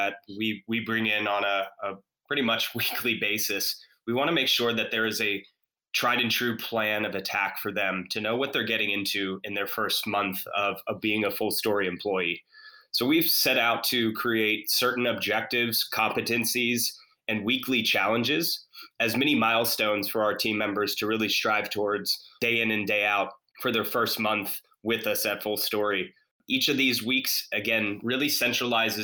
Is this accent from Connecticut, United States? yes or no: no; Atlanta, Georgia, United States; now in Charlotte, United States; Grew up, born and raised in Atlanta, but proud to call Charlotte home now